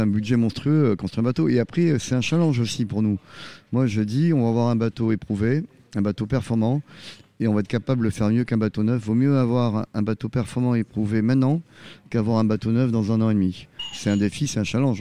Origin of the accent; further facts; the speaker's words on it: Arcachon, Nouvelle-Aquitaine, France; also born or lived in Bordeaux; now in Vendée, France; je suis pas vendéen, je suis du sud-ouest, je suis d'Arcachon. On dit je suis arcachomois.